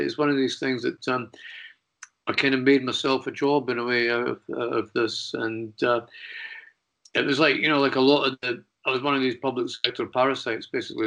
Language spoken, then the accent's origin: English; Edinburgh, Scotland, United Kingdom; moved away; also born or lived in London; I was back in Edinburgh, which was my hometown